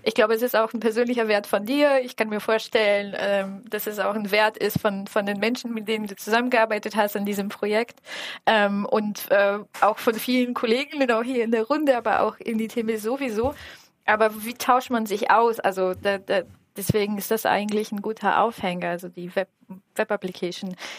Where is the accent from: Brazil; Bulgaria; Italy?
Bulgaria; now in Germany; ich komme ja aus Bulgarien.